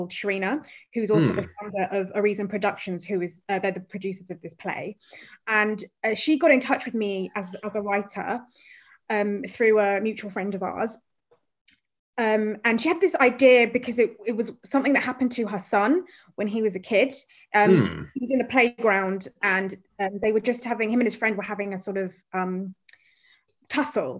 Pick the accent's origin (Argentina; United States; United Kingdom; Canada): United Kingdom; Croydon, London; growing up in Croydon and South London